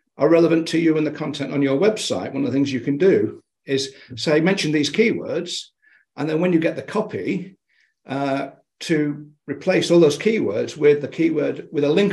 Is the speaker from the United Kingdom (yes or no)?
yes; United Kingdom; Being a Brit